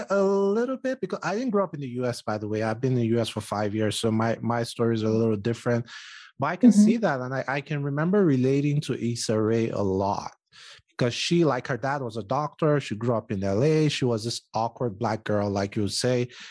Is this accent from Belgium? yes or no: no; Nigeria; I grew up in Nigeria and unfortunately I don't even speak Bini that well